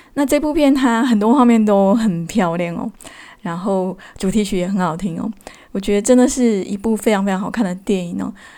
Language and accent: Chinese; Keelung, Taiwan; also born or lived in Yilan; 那我自己是土生土长的宜兰人哦，我在宜兰出生，在基隆长大